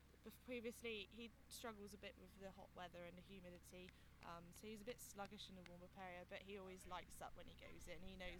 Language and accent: English; Plymouth, South West England, United Kingdom; I'm from Plymouth.